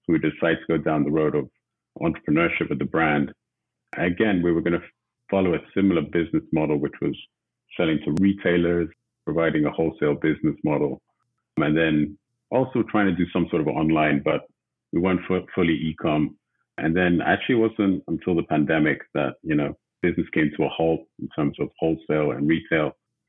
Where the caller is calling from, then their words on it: Los Angeles, California, United States; calling from Los Angeles, California today.